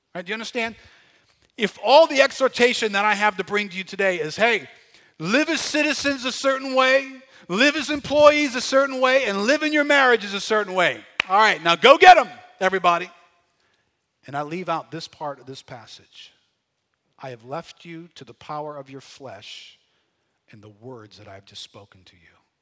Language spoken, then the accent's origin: English; United States; our mindset of being Americans